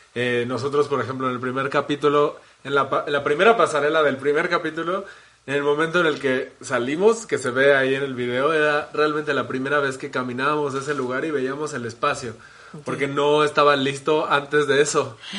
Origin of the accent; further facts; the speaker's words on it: Mexico City, Mexico; nací aquí en la Ciudad de México y he vivido la mayor parte de mi vida aquí